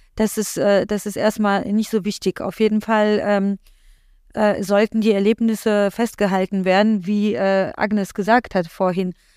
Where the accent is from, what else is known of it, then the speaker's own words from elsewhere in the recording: Poland; now in Germany; ich komme ja gebürtig aus Polen